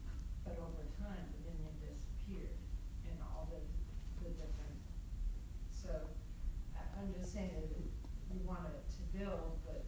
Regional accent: United States; the town I grew up in here in America.

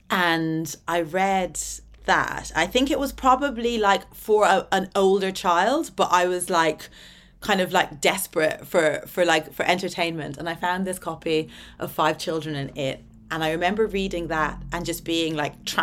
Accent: Atlanta, Georgia, United States; also born or lived in Dublin; So like I was born in Dublin, but um as soon as I was born we moved to Atlanta Georgia in the American South, right.

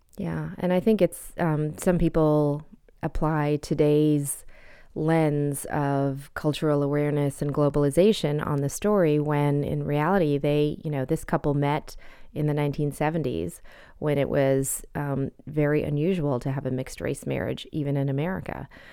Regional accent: Canada; moved away as an adult; also born or lived in India (parents); now in United States; I was born in Canada and have spent my adult life in the United States, but my parents are from India

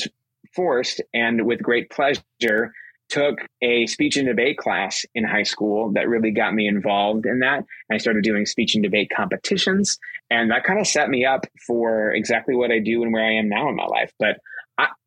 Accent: Liberty, Missouri, United States; now in Alabama, United States; So I grew up in Kansas City, Missouri, in a suburb called Liberty.

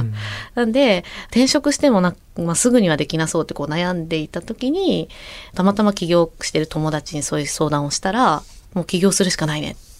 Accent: Sagamihara, Kanagawa, Japan; born or raised there

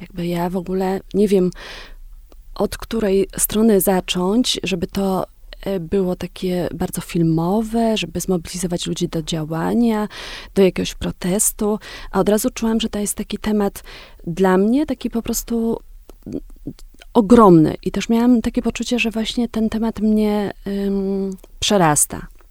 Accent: Wieliczka, Lesser Poland, Poland; moved away as an adult; also born or lived in Los Angeles, United States / Kenya; pochodzę z takiego dosyć małego miasta, mm, z Wiliczki

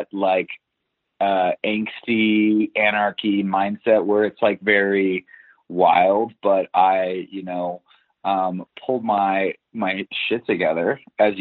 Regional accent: Los Alamitos, California, United States; now in West Hollywood, United States; I grew up in Orange County, California, in the city of Los Alamitos, right outside of Seal Beach, and I am currently residing in West Hollywood.

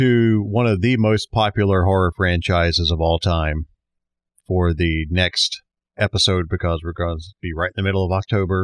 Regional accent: Alabama, United States; We're from Alabama

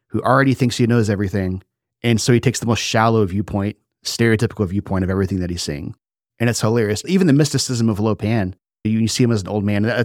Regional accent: United States; It's part of being American is we have an opinion on everything.

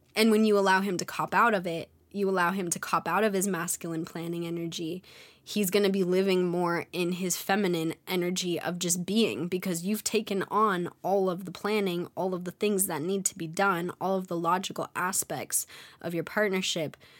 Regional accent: California, United States; moved away; I'm a California baby, and growing up in California, people are fun

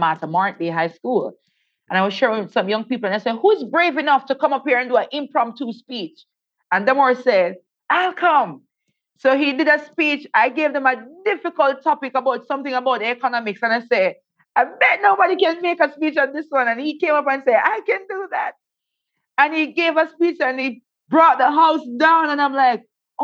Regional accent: Saint Thomas Parish, Jamaica; born or raised there

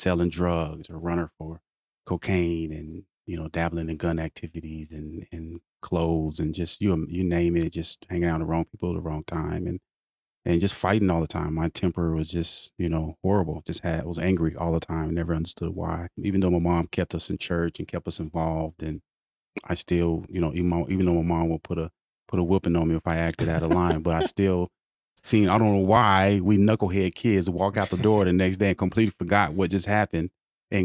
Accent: Oklahoma City, Oklahoma, United States; I'm originally from Oklahoma City, and I moved around quite a bit.

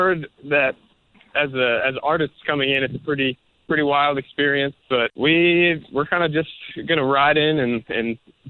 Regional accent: Northern Virginia, United States; also born or lived in Harrisonburg, Virginia; I grew up in Northern Virginia, right outside of D.C.

